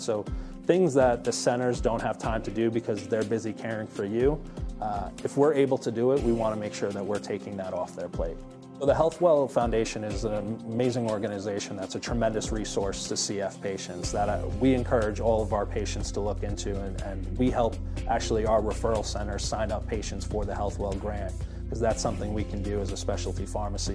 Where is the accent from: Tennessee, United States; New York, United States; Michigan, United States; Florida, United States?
New York, United States; also born or lived in Boston; I'm born and raised in New York